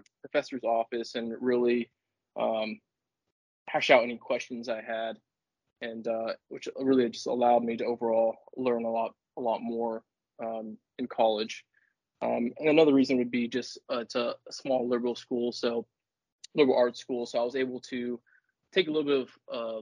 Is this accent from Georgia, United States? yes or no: no; Warsaw, Indiana, United States; growing up in Warsaw, the orthopedic capital of the world